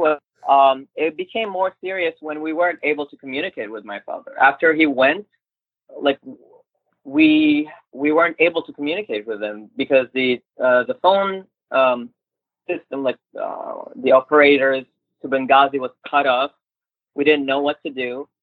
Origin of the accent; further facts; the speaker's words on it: Turkey; English is a second language; now in United States; I told them, like, I'm half Turkish, I'm from Turkey, and a lady told me, like, oh, which state Turkey is?